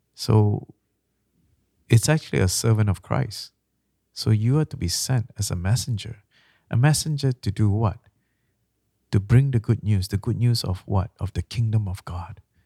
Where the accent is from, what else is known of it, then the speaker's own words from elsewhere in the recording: Malaysia; now in Canada; I'm from Malaysia.